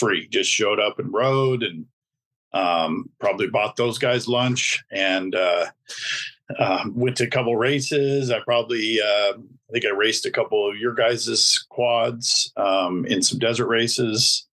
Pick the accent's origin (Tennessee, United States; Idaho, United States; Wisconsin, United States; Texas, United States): Idaho, United States; Boise; my hometown of Boise, Idaho